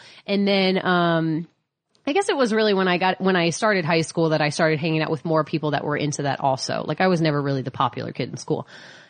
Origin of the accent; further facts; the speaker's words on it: Midwest, United States; We always called it the fantasy shop. I'm from the Midwest.